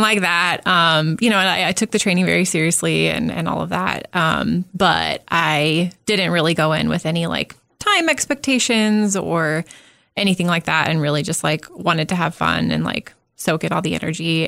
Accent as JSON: {"language": "English", "region": "Southern California", "country": "United States", "tie": "born or raised there", "moved": "yes", "lives_now": "Omaha, United States", "said": "I grew up in Southern California"}